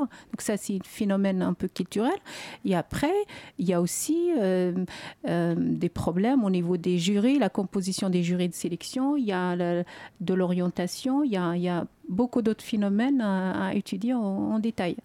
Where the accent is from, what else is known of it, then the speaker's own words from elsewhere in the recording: Algeria; moved away as an adult; now in France; lorsque j'ai quitté l'Algérie